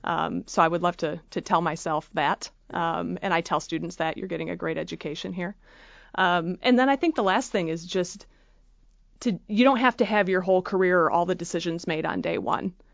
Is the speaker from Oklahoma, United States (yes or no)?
no; Freeland, Michigan, United States; I grew up in Freeland, Michigan